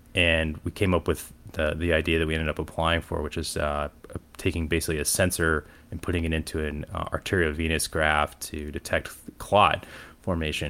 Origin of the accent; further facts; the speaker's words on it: Cleveland, Ohio, United States; moved away as an adult; also born or lived in Toledo, Ohio; now in Atlanta, United States; I grew up in Cleveland, Ohio, in the suburbs